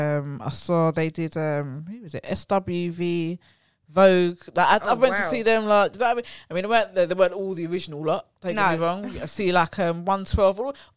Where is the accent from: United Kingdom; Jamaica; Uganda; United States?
Jamaica; I'm Jamaican. Of course we love a bit of …. We Jamaicans love a bit of ….